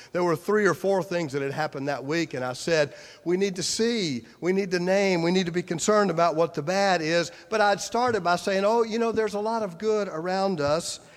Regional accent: Clinton, South Carolina, United States; moved away as an adult; my hometown newspaper, Clinton, South Carolina.

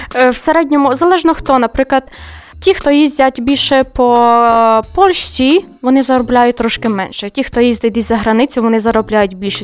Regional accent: Ukraine; moved away as an adult; я з України

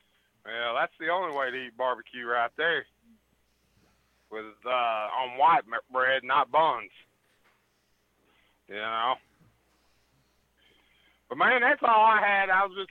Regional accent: the South, United States; also born or lived in Columbus; I was raised up in the South

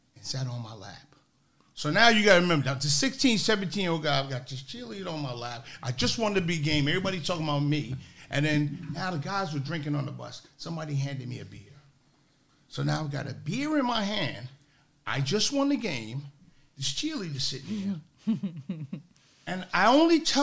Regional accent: New York, United States; First of all, I'm from New York. I'm not from New Jersey.

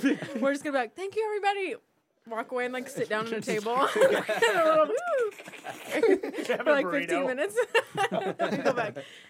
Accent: Temecula, California, United States; from Temecula, our house

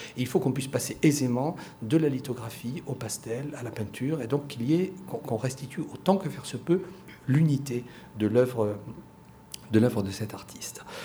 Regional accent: France; en tant que Français

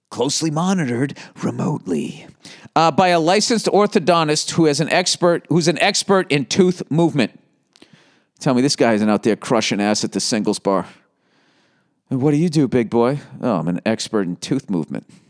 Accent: Boston, Massachusetts, United States; accent: Boston; my fucking Boston accent

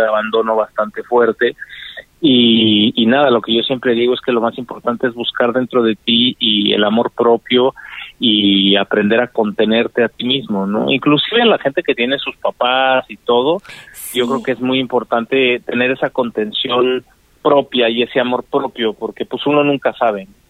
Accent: Mexico; also born or lived in Washington, D.C., United States; yo crecí toda mi vida en México entre Cela, entre Querétaro y Celaya

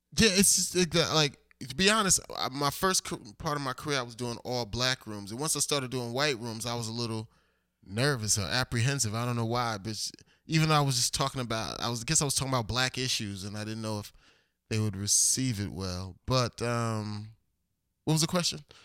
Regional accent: Elizabeth, New Jersey, United States; moved away as an adult; also born or lived in Perth Amboy, New Jersey / Fort Lauderdale, Florida / Miami, Florida / New York; I was born in Elizabeth, New Jersey, but I graduated Perth Amble High School

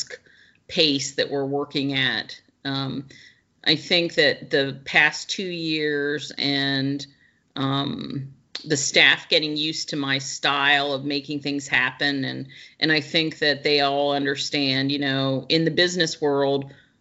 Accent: Pennsylvania, United States; moved away as an adult; I'm originally from Pennsylvania.

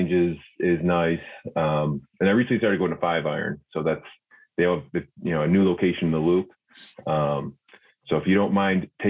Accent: Frankfort, Illinois, United States; also born or lived in Chicago, Illinois; From Frankfurt

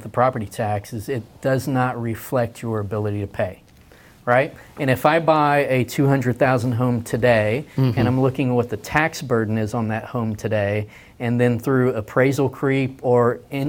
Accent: Texas, United States; As a freedom-loving Texan

